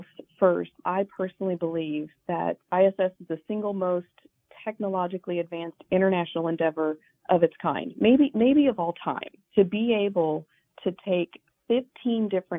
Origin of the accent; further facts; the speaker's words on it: Wyoming, United States; I grew up in Wyoming